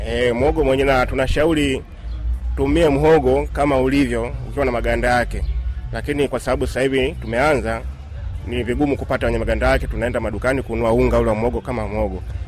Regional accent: Dar es Salaam, Tanzania; kule kwetu Dar es

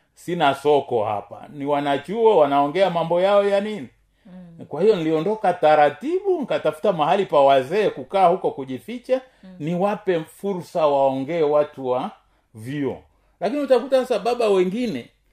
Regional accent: Tanzania; kama mtanzania

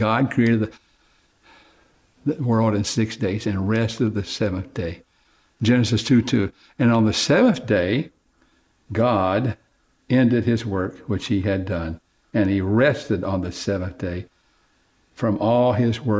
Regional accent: Oklahoma, United States; I grew up in Oklahoma, and I used to help my dad build fences

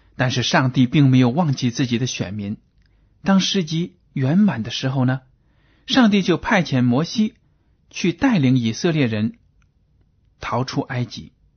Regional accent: China; 对我们中国人来说都是普遍存在的

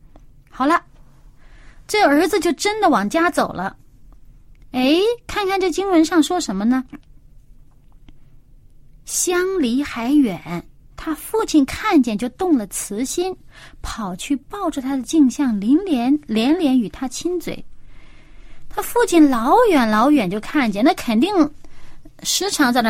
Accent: China; 天为大呀，这个我们中国人这个所谓敬天，其实也就是敬这位创造主，整个宇宙的掌管者。

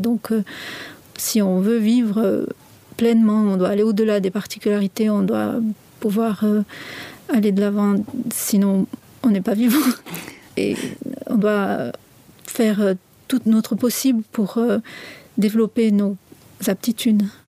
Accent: south of France, France; moved away as an adult; now in Switzerland; Je viens du sud de la France et je réside ici en Suisse

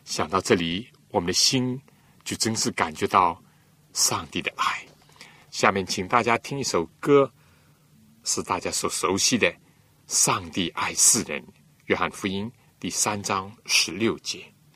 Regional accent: China; 我们中国人常常和公义、正义、仁义呢，连在一起用

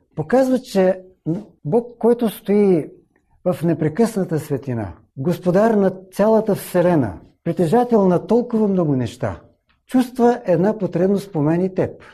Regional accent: Bulgaria; В моя роден град, малко преди промените, които настанаха в нашата страна

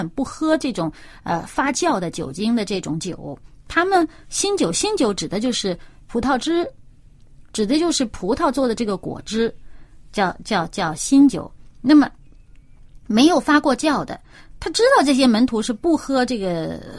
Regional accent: China; 你说哈、我们中国人也说灌满了黄汤，就是指的说这人喝醉酒了

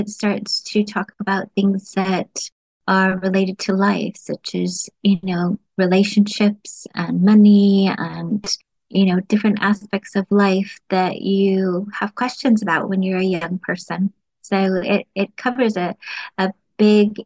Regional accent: United States; moved away as an adult; now in United Kingdom; I'm originally from the United States

